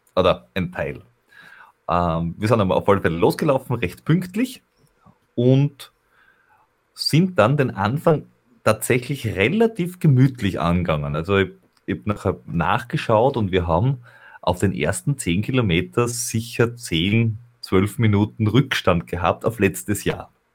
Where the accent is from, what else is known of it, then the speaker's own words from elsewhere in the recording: Veitsch, Styria, Austria; aus meiner Heimat oder äh, wo ich aufgewachsen bin